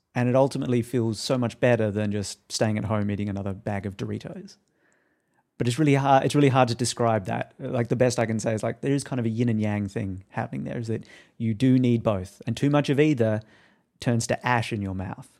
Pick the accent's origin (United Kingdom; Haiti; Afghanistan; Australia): Australia; now in United States; I wasn't even living in America at that point. I'm Australian